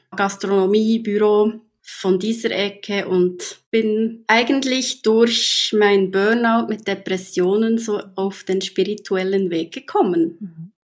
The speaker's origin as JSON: {"language": "German", "region": "Bern", "country": "Switzerland", "said": "Ich komme aus Bern oder in der Nähe von Bern, natürlich auch aus der Schweiz."}